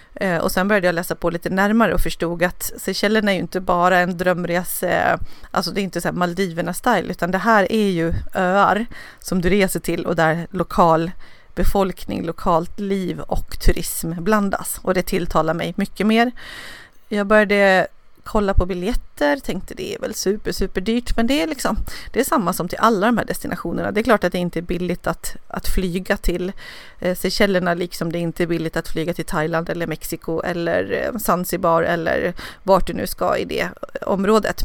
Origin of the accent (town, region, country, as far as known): Dalarna County, Sweden; now in Nacka, Sweden